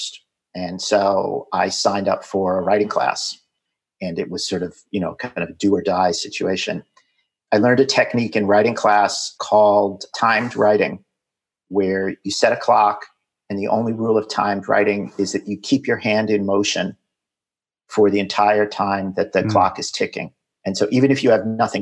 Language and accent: English; New York City, New York, United States; moved away as an adult; also born or lived in Silicon Valley; I'm originally from New York City, born in Manhattan, raised in Queens, went to high school and college in Manhattan